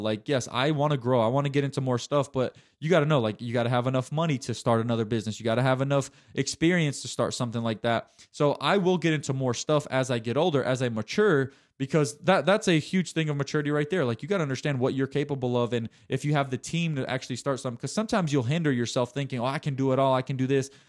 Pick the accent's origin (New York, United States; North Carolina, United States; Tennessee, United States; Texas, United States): Tennessee, United States; Chattanooga; University of Tennessee Chattanooga, which is U T C here in my hometown